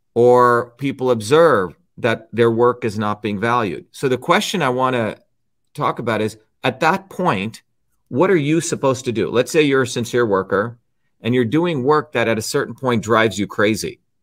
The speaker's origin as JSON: {"language": "English", "region": "New Jersey", "country": "United States", "tie": "born or raised there", "said": "When I was growing up in New Jersey"}